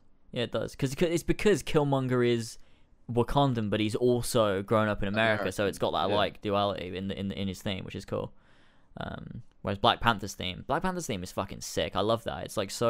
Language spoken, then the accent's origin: English; England, United Kingdom; I was born in England. Just because I am Japanese doesn't mean I'm not English. Like, I'm not Japanese in the sense that I live in Japan. I just meant Japanese in the sense that, like, my parents were Japanese, so I'm also Japanese, but I'm English.